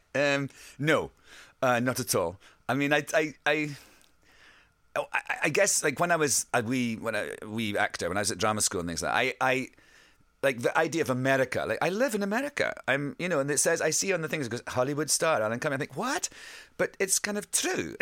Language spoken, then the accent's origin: English; Scotland, United Kingdom; accent: Scottish; I sing with my Scottish accent